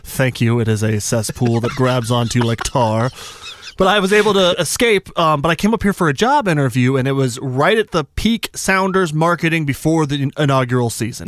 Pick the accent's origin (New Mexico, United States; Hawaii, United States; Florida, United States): New Mexico, United States; Albuquerque; moved away; I'm from Albuquerque, New Mexico